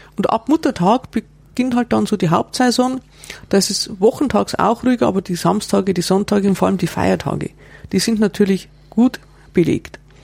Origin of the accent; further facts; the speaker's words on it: Bavaria, Germany; bei uns in Bayern